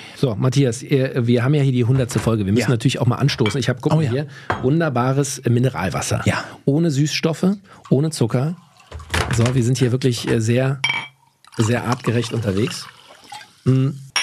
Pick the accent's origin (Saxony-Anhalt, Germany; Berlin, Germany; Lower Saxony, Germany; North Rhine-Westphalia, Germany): Berlin, Germany; da, wo ich aufgewachsen bin, in Berlin-Kaulsdorf